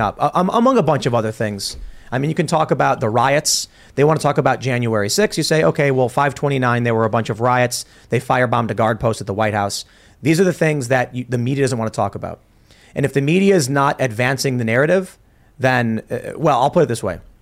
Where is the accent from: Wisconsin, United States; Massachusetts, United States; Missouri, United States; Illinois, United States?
Illinois, United States; Chicago; I grew up in Chicago very liberal